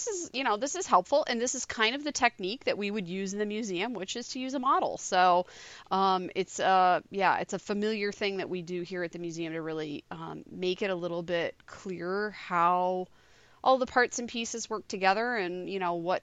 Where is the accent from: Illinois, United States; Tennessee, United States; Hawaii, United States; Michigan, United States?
Michigan, United States; Southern; I grew up in Southern Michigan